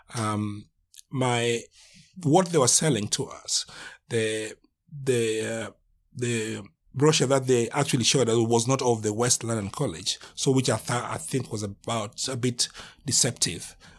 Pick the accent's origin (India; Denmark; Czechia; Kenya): Kenya; moved away as an adult; now in United Kingdom; I'm from Kenya, been in this country for nearly